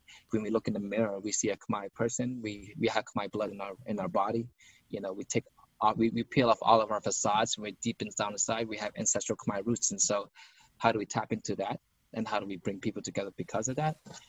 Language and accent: English; Lowell, Massachusetts, United States; also born or lived in Chicago, Illinois / Cambodian refugee camp; it wasn't easy growing up in Lowell had city councilors that looked at us, looked down at the Khmer community